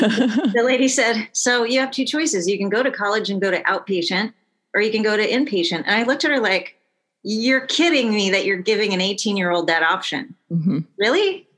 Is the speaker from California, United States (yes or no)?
yes; San Diego, California, United States; moved away as an adult; also born or lived in Minneapolis; I grew up in San Diego